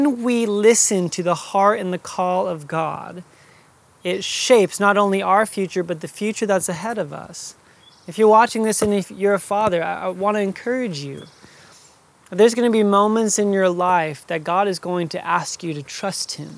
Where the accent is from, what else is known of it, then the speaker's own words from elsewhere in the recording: Phoenix, Arizona, United States; I was born in Phoenix, Arizona